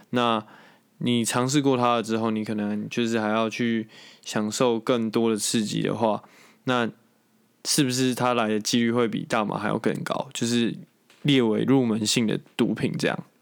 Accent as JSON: {"language": "Chinese", "country": "Taiwan", "said": "在我们台湾人的既定印象中"}